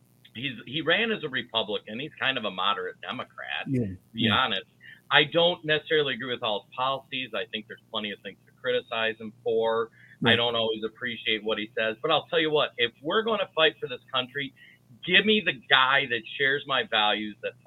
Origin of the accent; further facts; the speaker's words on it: Minnesota, United States; I'm from Minnesota.